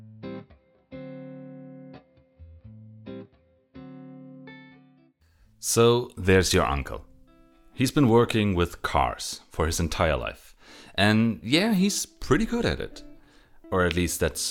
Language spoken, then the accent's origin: English; Germany; I'm a pharmacist from Germany